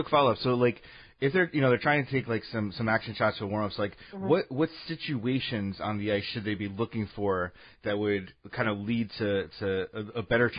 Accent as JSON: {"language": "English", "region": "Connecticut", "country": "United States", "tie": "born or raised there", "said": "I grew up in Connecticut. I grew up an Islanders fan."}